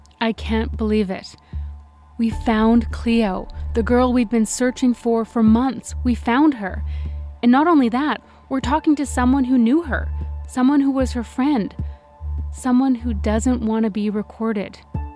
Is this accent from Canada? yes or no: yes; Canada; But the reason we're journalists from Canada